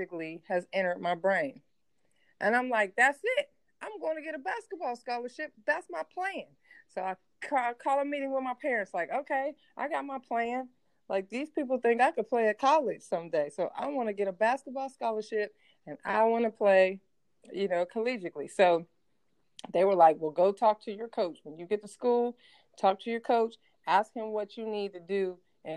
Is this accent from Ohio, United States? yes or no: yes; Steubenville, Ohio, United States; moved away as an adult; I'm from Steubenville, Ohio. Like, people, you're born there, you die there, you rarely go on vacation, maybe to the lake down the road, but that's it, you know? And so, so my school, my high school team was going to camp at Ohio State. That was like the big camp in our area, right? And it's about 2.5 mm-hmm. hours from where I grew up